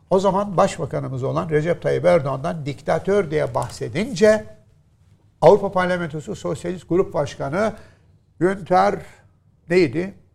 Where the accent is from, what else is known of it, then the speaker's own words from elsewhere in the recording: Istanbul, Turkey; İstanbulluyuz, İstanbul'da yaşıyoruz.